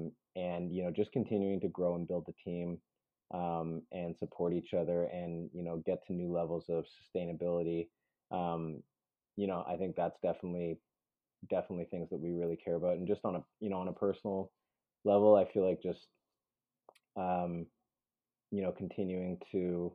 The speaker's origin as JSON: {"language": "English", "country": "Peru", "tie": "born there", "said": "I am adopted. I was born in Peru."}